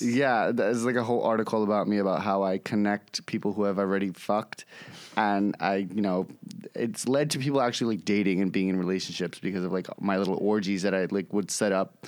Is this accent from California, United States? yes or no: no; New York City, New York, United States; I'm born and raised in New York City, East Village, Lower East Side area.